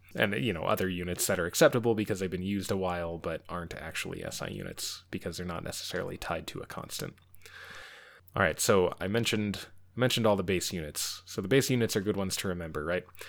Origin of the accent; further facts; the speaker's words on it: United States; especially as an American